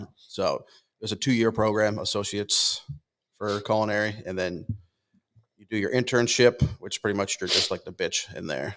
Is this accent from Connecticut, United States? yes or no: yes; Connecticut, United States; moved away; I'm originally from Connecticut